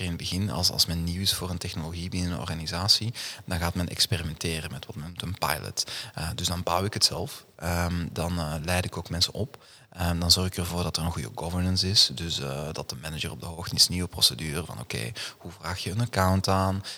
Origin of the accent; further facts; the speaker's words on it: Duffel, Flanders, Belgium; moved away as an adult; now in Amsterdam, Netherlands; ik ben inderdaad uh, geboren en getogen in het Antwerpse, eh, in, in Duffel